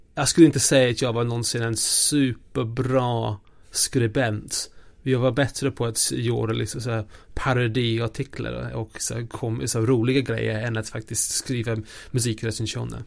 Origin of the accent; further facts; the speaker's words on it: a small village in eastern England, outside Norwich, East of England, United Kingdom; Swedish is a second language; now in Sweden; jag växte upp mitt i ingenstans, i en liten by i östra England, ehm, utanför Norwich